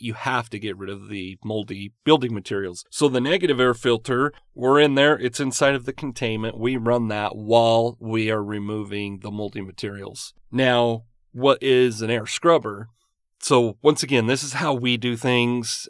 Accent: Utah, United States; I grew up in Utah

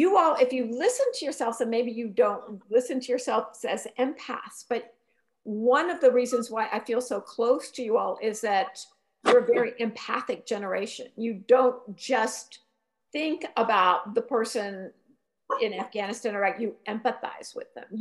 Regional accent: Youngstown, Ohio, United States; Youngstown, Ohio, my hometown

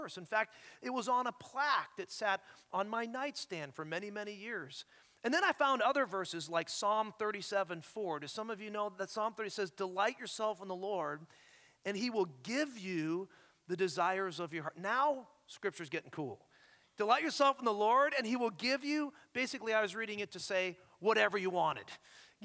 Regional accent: Ontario, Canada; moved away as an adult; now in Scottsdale, United States; I am an Ontario boy. I'm a Canadian boy.

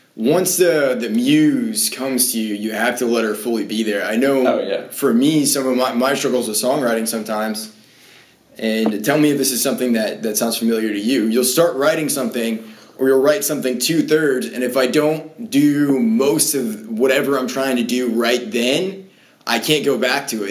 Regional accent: Maine, United States; growing up in Maine, it was it was like just bands that I played in growing up.

